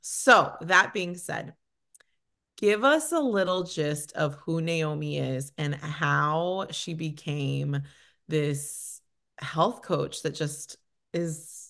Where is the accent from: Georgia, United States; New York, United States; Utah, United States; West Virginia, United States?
New York, United States; Bronx; also born or lived in Dominican Republic; in DR, raised in the Bronx.